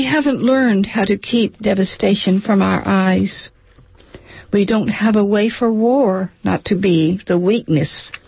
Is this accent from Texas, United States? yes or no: no; Alameda, California, United States; I'm from Alameda